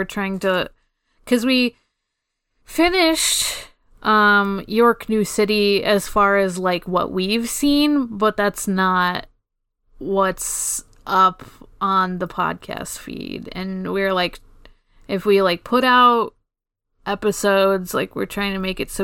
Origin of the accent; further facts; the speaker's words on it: Canada; we're always Canadian